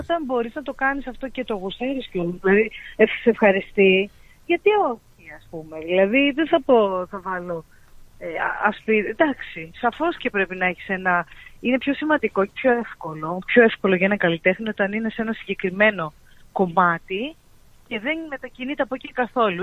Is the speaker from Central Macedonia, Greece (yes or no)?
yes; Paralimni, Central Macedonia, Greece; also born or lived in Germany; now in Chania, Greece; στην παραλίμνη το χωριό μου.